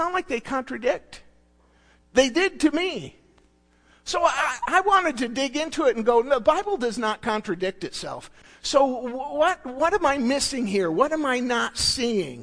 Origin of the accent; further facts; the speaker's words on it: Alpena, Michigan, United States; We grew up in Alpena, in that area, Lachine, Long Rapids